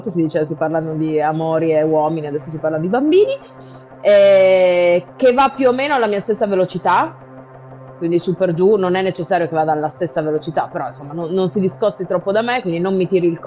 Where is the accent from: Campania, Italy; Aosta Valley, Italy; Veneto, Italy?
Aosta Valley, Italy; E anche perché io sono valdostana, sappilo